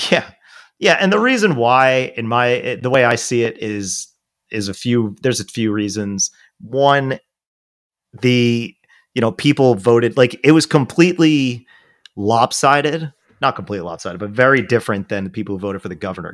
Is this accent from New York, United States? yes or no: yes; Rockland County, New York, United States; also born or lived in Brooklyn/Staten Island district, New York; now in New York City, United States; my hometown where I grew up, uh, where Auckland County is a part